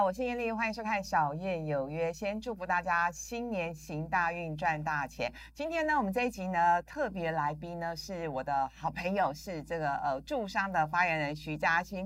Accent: Linkou, New Taipei, Taiwan; 我小时候是在林口长大的

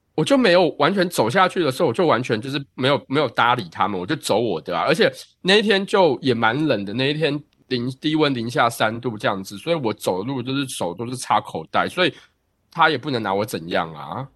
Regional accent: Taiwan; now in New York, United States; 我是，啊，台湾留学生

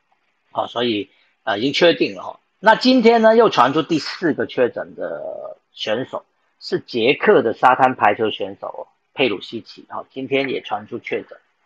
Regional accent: Taiwan; 就是我们台湾人都会支持你，我们全民都会支持你们去争取好成绩。

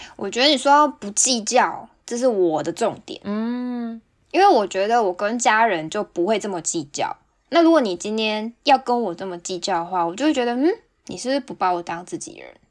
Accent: Kaohsiung, Taiwan; now in Hokkaido, Japan; 身为高雄人

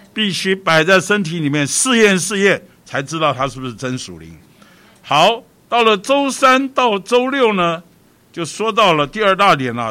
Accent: Taipei, Taiwan; 我们北投啊，以往啊，是属于台北市的郊区，其实现在还是啦，比较郊，比较偏僻

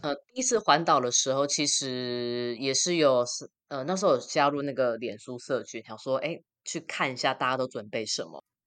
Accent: Taiwan; 我台湾人要做的三件事情就是，呃，爬玉山，然后永渡日月潭跟骑单车环岛

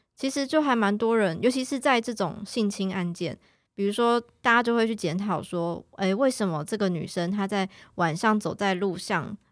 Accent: Taiwan; 那我们台湾这边是怎么样去认定？

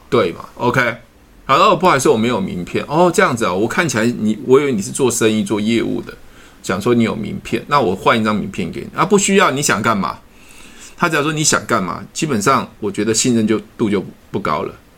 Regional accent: Taiwan; 我们是来自于台湾的不同地方

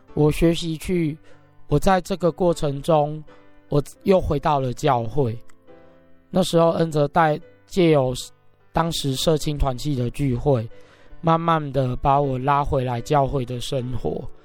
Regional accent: Taipei, Taiwan; moved away as an adult; also born or lived in Taichung; 虽然说又到外地工作，其实是回到我的故乡

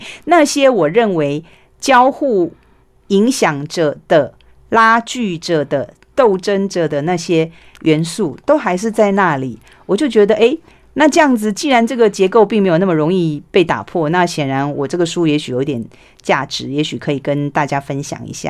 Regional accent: Taiwan; first language Taiwanese Hokkien; 我小时候讲台语被罚钱的时候，我会觉得为什么这样子？

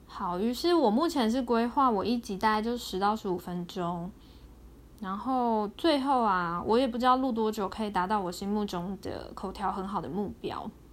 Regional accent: Taiwan; 我是个土生土长的台湾人

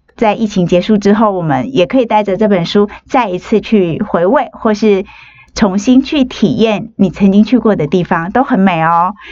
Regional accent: Taiwan; 我们台湾人

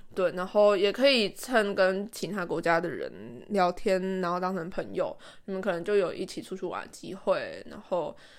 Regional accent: Taiwan; first language Chinese; moved away as an adult; now in Japan; 因为台湾人真的很多，然后他然后同国籍的人又很容易聚在一起，所以因为我我之前有去别的国家上过语言学校一个月，我知道这个，所以我这一次来日本的时候，我就刻意的不跟台湾人接触，

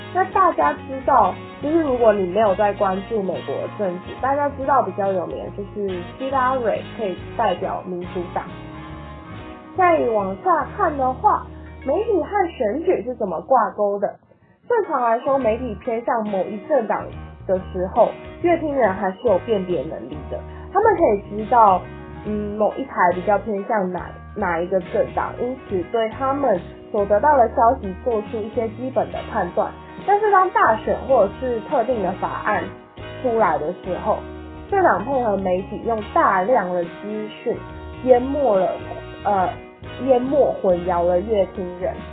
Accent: Taiwan; 像我们这种年轻人，就是从小生长大都在台湾，我自己认为， I was born in Taiwan，所以我就是，我自己认为我是一个天然族，我就是觉得台湾是一个独立的国家，我是台湾人

